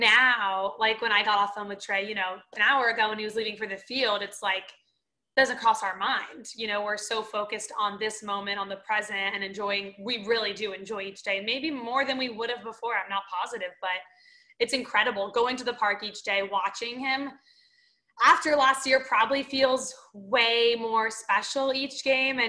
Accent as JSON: {"language": "English", "region": "Florida", "country": "United States", "moved": "yes", "said": "I'm from Florida"}